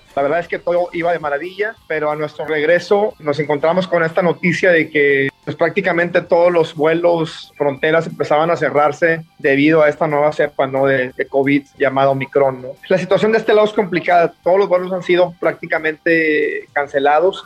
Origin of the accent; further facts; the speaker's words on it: Mexico; no soy el único mexicano que está en África